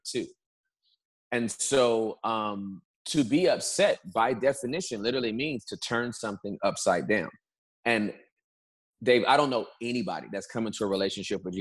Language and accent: English; Southern California, United States; moved away as an adult; also born or lived in Dallas, Texas; now in Texas, United States; I was born and raised in Southern California